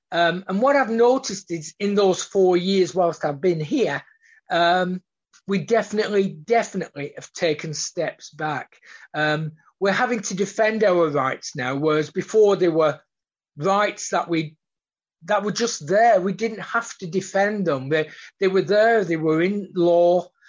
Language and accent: English; Australia; So being an Australian, and we are very upfront. Aussies are generally upfront